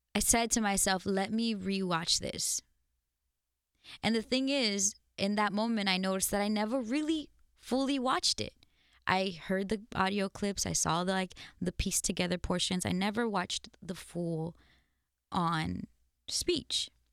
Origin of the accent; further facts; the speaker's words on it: United States; also born or lived in Mexico (parents' origin); as an American with different origins of life, clearly where my parents come from, I have a loyalty and a love and a pride in these countries.